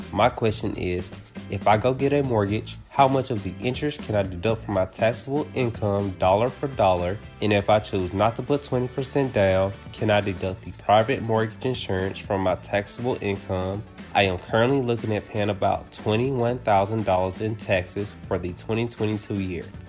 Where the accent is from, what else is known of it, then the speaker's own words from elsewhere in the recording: Mississippi, United States; moved away as an adult; now in Northwest Arkansas, United States; I am from Mississippi, and I recently just graduated from college and moved to Northwest Arkansas.